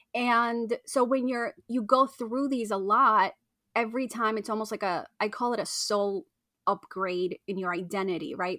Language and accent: English; Argentina; I was born in Argentina